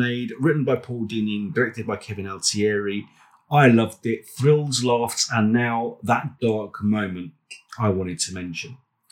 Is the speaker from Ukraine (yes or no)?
no; United Kingdom